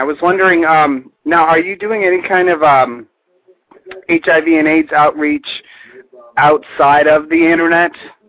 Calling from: Washington, District of Columbia, United States; I'm calling from D.C.

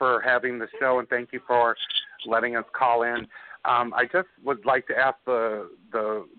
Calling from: Chicago, Illinois, United States; I'm calling from Chicago, Illinois.

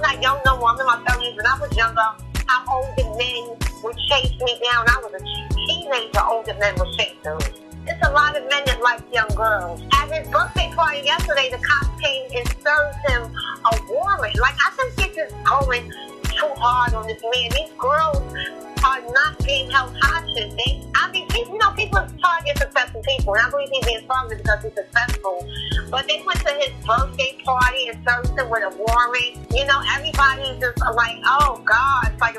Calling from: New York City, New York, United States; I'm calling from New York City, NYC.

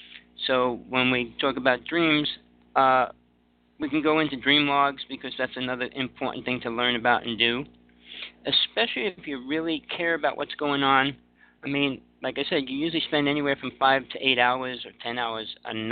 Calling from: Big Island of Hawaii, United States; I'm calling from the Big Island of Hawaii. I'm living in KL now, moving out in a couple weeks

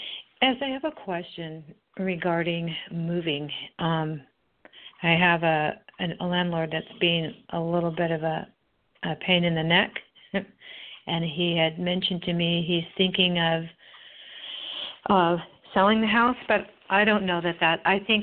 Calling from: California, United States; I'm from California.

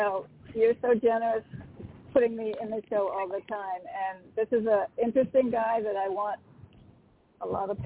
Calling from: Connecticut, United States; It's … from Connecticut.

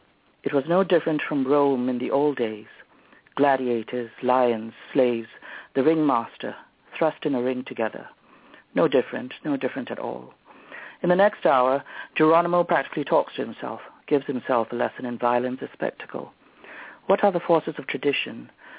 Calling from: Singapore; … from Singapore.

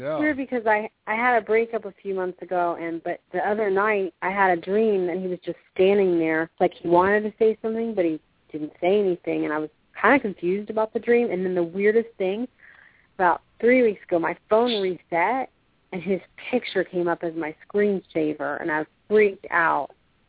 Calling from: Clearwater, Florida, United States; This is … from Clearwater.

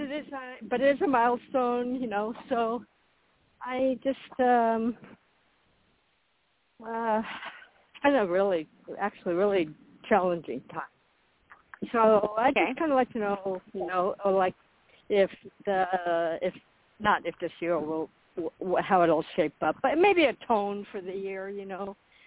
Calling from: Florida, United States; I am in Florida.

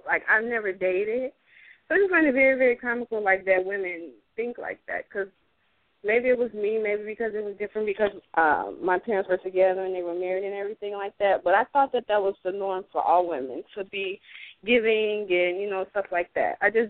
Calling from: Chicago, Illinois, United States

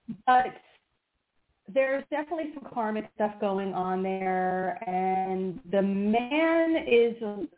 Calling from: Pennsylvania, United States; …, Pennsylvania.

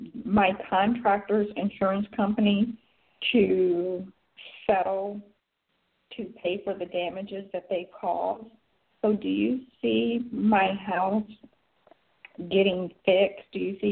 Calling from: Atlanta, Georgia, United States

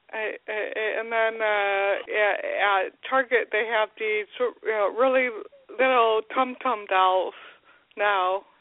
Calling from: Grand Rapids, Michigan, United States; from Grand Rapids.

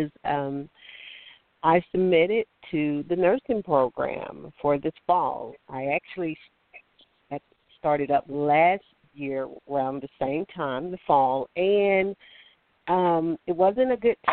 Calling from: Alabama, United States; I'm calling from Alabama.

